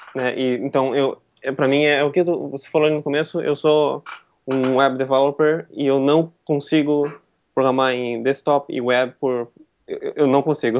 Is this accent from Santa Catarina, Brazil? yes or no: yes; Joinville, Santa Catarina, Brazil; eu sou de Joinville, né? Eu estou aqui agora, eu nasci aqui.